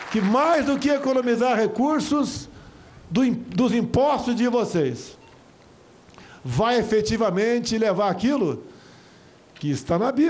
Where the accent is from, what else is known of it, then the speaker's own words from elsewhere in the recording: São Paulo, Brazil; Sou de São Paulo, a cidade que tem mais nordestinos do Brasil.